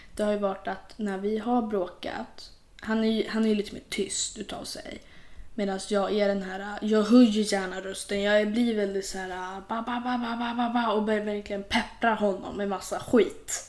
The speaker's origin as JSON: {"language": "Swedish", "country": "Sweden", "said": "Vi är ju svenskar."}